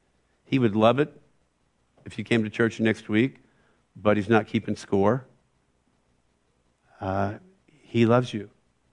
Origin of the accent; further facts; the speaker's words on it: West Coast, United States; I didn't know anybody at Moody. I came from the West Coast.